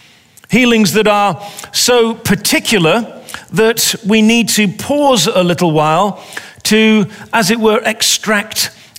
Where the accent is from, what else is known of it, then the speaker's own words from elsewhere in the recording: England, United Kingdom; I'm an English soccer person, and I know the pain of being a fan.